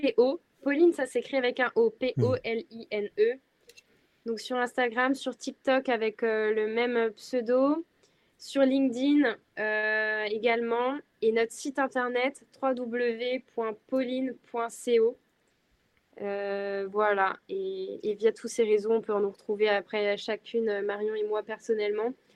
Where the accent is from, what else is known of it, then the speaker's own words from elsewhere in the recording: western France, France; je viens de l'ouest de la France